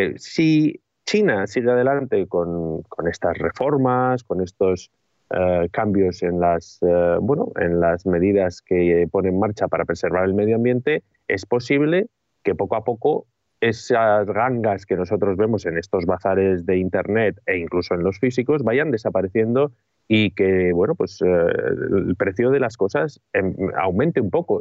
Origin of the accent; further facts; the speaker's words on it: Bilbao, Basque Country, Spain; yo soy de Bilbao, y Bilbao, cuando yo crecí en la década de los 80, era una ciudad gris